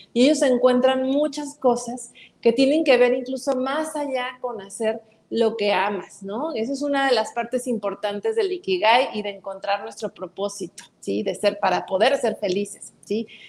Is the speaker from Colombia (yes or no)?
no; Mexico; como mexicanos